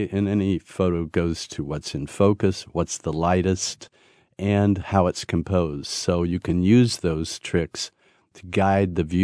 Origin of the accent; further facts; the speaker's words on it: Maasailand, Kenya; first language Maasai; English is a second language; that's in my masai language … i'm from Masailand in kenya